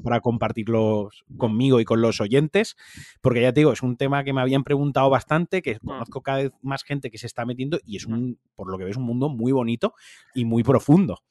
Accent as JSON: {"language": "Spanish", "town": "Valencia", "region": "Valencian Community", "country": "Spain", "said": "soy un valenciano muy turras con Valencia"}